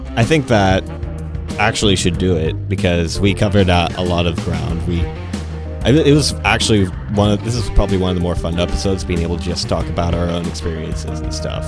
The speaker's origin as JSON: {"language": "English", "town": "Temple", "region": "Texas", "country": "United States", "tie": "born or raised there", "also_born_or_lived": "Wisconsin / Iowa", "lives_now": "Tomball, Texas, United States", "said": "I was born in Wisconsin. Had my childhood in Iowa and ma-, mo-, spent most of my growing up in Texas."}